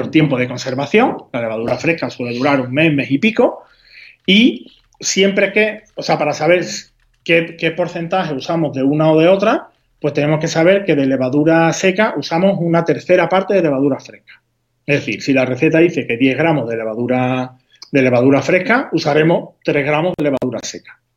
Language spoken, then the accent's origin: Spanish; Huelva, Andalusia, Spain; yo, soy de, de, Huelva, habrás notado por mi, por mi acento